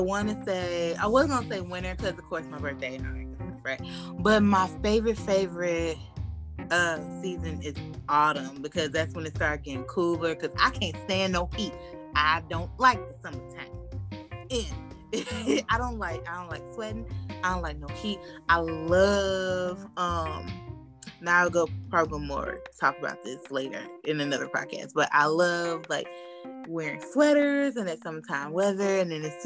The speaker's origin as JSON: {"language": "English", "town": "Chicago", "region": "Illinois", "country": "United States", "said": "we are from the Midwest, specifically Chicago, so we do say pop up here."}